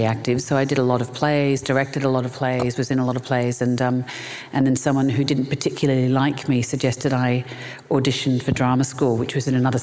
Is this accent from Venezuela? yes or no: no; Melbourne, Victoria, Australia; I was born and raised in Melbourne, Australia